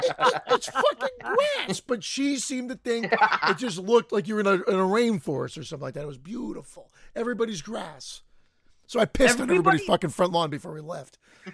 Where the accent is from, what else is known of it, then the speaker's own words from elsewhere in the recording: Canada; I'm Canadian. I'm Canadian with an Italian background.